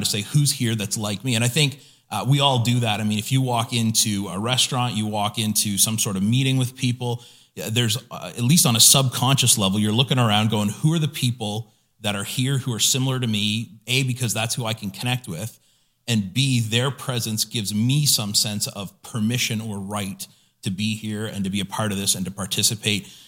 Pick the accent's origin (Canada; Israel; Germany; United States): Canada; the Maritimes; I grew up in the Maritimes here